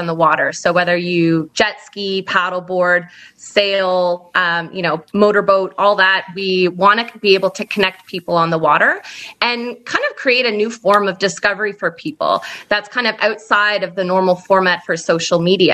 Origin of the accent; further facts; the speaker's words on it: Mississauga, Ontario, Canada; now in Las Vegas, United States; Mississauga, Ontario, which is a suburb of Toronto.